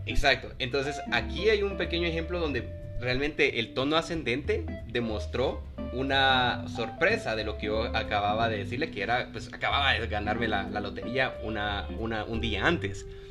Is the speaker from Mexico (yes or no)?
no; Guatemala; la entonación que nosotros tal vez aquí en Guatemala le damos a nuestro español